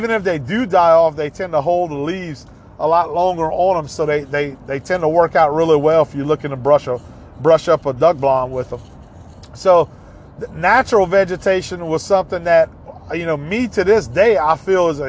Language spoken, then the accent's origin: English; Ville Platte, Louisiana, United States; Growing up in Evangeline Parish, a lot of my friends hunted Miller's Lake